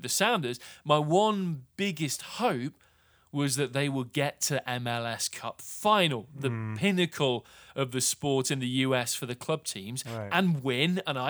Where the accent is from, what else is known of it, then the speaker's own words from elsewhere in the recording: United Kingdom; But for me, as a Brit who was brought in specifically by the organization from somewhere 4,500 miles away